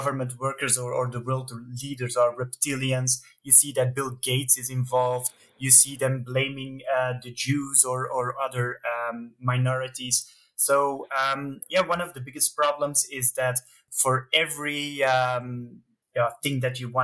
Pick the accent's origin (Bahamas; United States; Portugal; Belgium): Belgium; I'm from Belgium